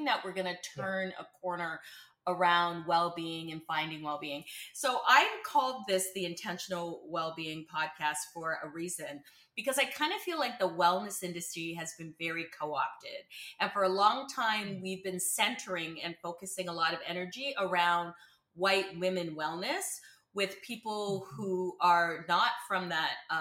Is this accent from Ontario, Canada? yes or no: yes; Burlington, Ontario, Canada; accent: Midwestern A; now in Windsor, Canada; I grew up in Burlington, yeah. born and raised in Burlington